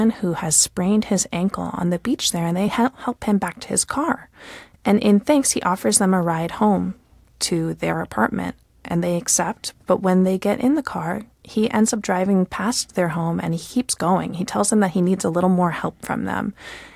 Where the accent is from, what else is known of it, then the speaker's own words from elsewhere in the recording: United States; as an American